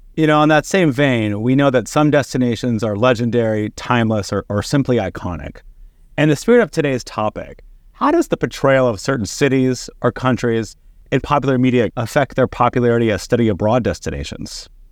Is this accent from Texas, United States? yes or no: yes; Texas, United States; growing up in Texas